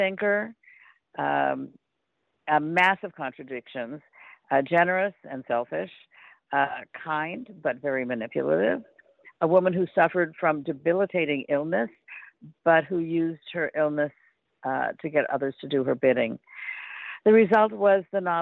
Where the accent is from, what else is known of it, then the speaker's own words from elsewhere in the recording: Los Angeles, California, United States; I grew up in Los Angeles